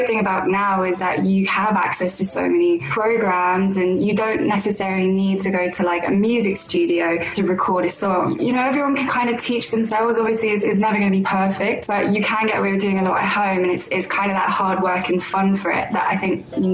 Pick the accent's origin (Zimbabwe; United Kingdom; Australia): United Kingdom; London; I was born and raised in London.